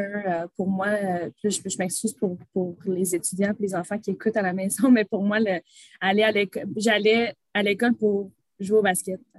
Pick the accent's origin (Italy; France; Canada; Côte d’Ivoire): Canada; Gatineau, Quebec; also born or lived in Dubai; née à Gatineau, j'ai grandi à Gatineau